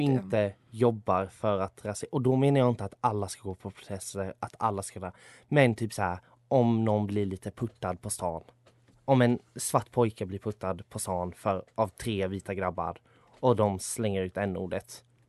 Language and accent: Swedish; Sweden; jag är född här och uppvuxen här och har bara svenskt medborgarskap.